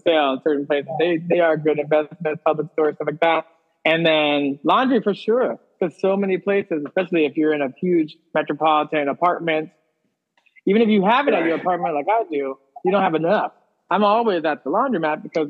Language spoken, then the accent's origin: English; East Coast, United States; now in Los Angeles, United States; we're both from the East Coast